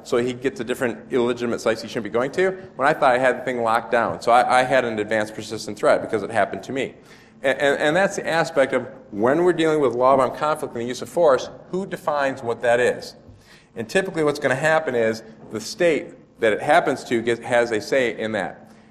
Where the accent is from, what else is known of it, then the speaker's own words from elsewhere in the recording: United States; a state called Illinois, which is really lousy because my home state's right next to it